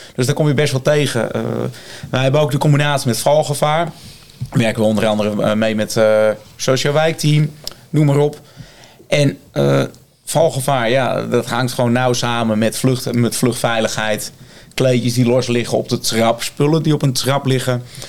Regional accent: Blaricum, North Holland, Netherlands; ik kom ook uit Blaricum, eh, ik ben ook geboren en getogen

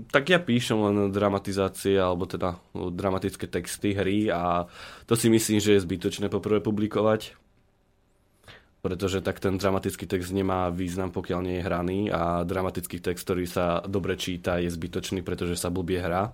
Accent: Trnavá Hora, Banská Bystrica Region, Slovakia; also born or lived in Zvolen; síce som povedal, že som brinziar, zvolenčan, ale ja pochádzam z Trnavej hory. To je, to je medzi Zvolenom a Žiarom na dronom.

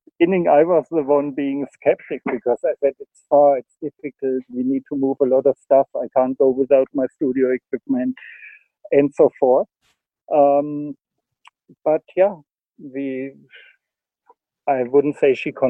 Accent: Germany; moved away as an adult; also born or lived in Spain; now in South Africa; my home country, Germany

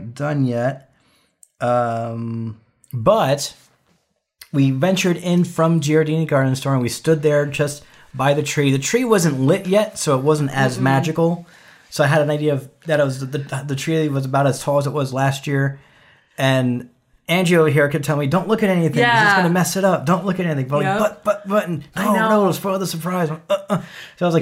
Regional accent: New York, United States; now in Arizona, United States; I'm from New York

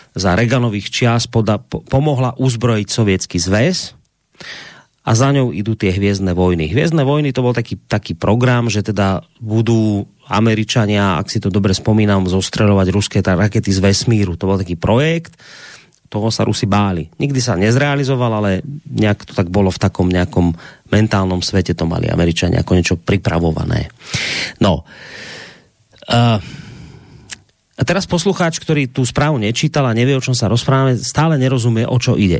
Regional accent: Slovakia; ku nám na Slovensko

